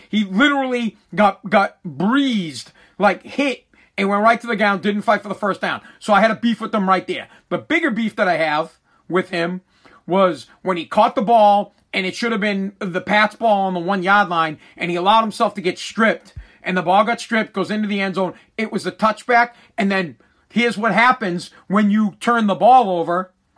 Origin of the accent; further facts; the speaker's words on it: Boston, Massachusetts, United States; I'm from Boston. I'm a New England guy.